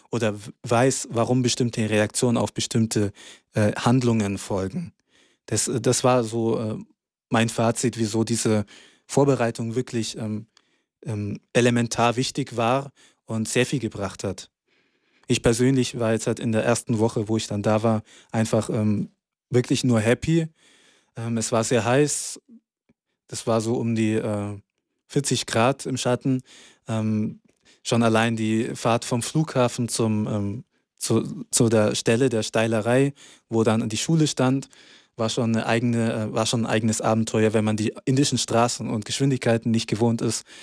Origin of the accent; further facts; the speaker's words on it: Hyderabad, Telangana, India; ich komme aus Hyderabad.